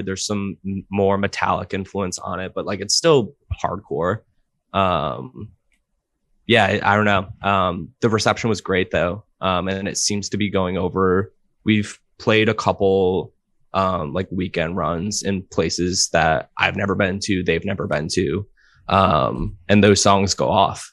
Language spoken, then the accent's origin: English; Providence, Rhode Island, United States; I'm from Providence, Rhode Island.